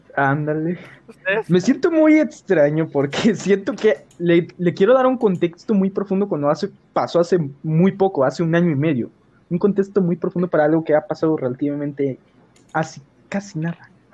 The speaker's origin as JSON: {"language": "Spanish", "region": "San Luis Potosí", "country": "Mexico", "said": "soy de San Luis Potosí, México"}